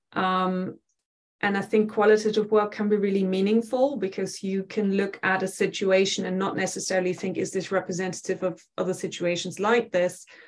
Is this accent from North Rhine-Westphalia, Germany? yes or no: yes; near Dusseldorf on the Dutch border, North Rhine-Westphalia, Germany; moved away as an adult; now in England; I grew up in Germany, uh, very uh, west of the country, right on the Dutch border. So um, uh, outside Dusseldorf, but quite a small town